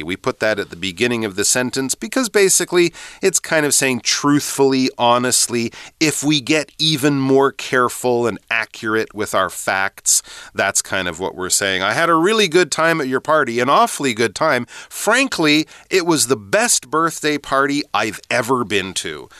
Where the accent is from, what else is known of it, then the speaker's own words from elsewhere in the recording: Canada; moved away; also born or lived in England; growing up in Canada, and actually when I lived in England too